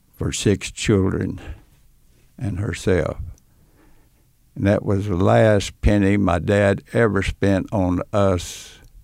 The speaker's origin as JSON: {"language": "English", "town": "Odessa", "region": "Texas", "country": "United States", "tie": "born or raised there", "said": "my hometown of Odessa"}